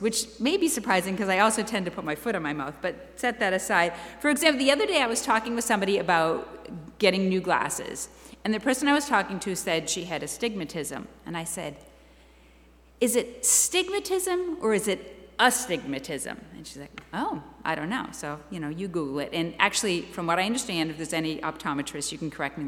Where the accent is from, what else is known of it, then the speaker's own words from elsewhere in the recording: near Boston, Massachusetts, United States; I grew up near Boston